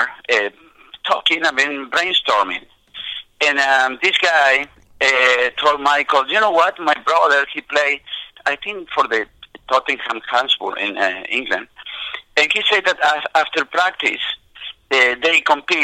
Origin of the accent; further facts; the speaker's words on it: Argentina; English is a second language; now in United States; being born and raised in Argentina, playing soccer on the streets